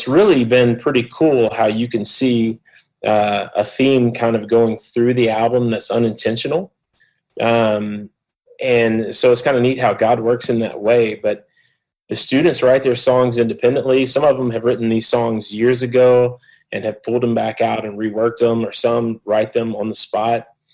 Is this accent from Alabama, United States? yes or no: yes; Mobile, Alabama, United States; accent: southeast United States; moved away as an adult; also born or lived in Memphis, Tennessee; now in Phoenix, United States; I'm from Mobile, Alabama. People could probably tell I'm from the southeast of the United States with my accent.